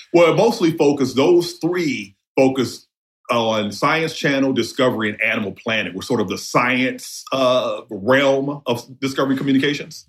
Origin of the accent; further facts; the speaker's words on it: New Orleans, Louisiana, United States; also born or lived in Jasper County, Mississippi / South Central Los Angeles; I was born in New Orleans, and my home community is New Orleans East. My father is from rural Mississippi, so I spent half of my you know pre 18 life there